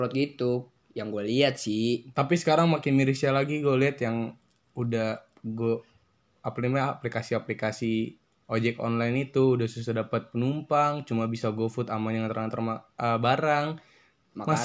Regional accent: Depok, West Java, Indonesia; dari mana gue berasal dari Depok kota tercinta, kota begal, kota belimbing

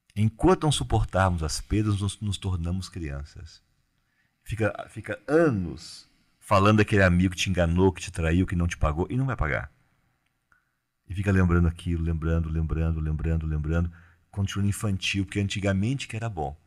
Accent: Cerrado, Brazil; eu sou do Cerrado

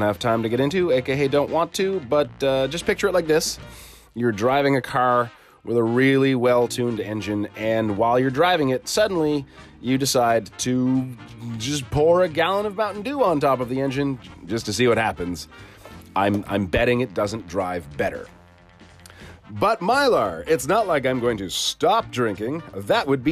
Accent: Canada; I'm Canadian.

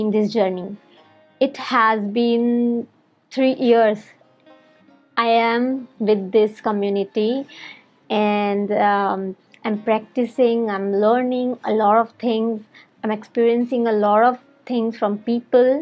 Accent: India; English is a second language; from India

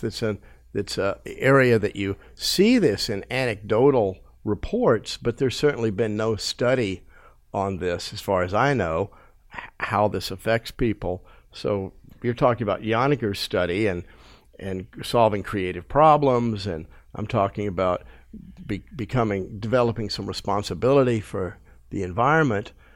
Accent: United States; my life growing up in America

